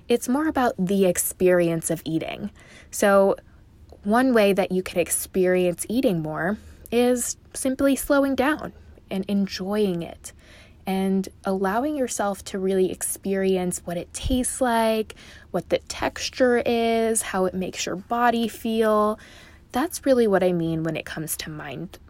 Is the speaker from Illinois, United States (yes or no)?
yes; Chicago, Illinois, United States; now in Dallas, United States; I grew up in Chicago and I live in Dallas now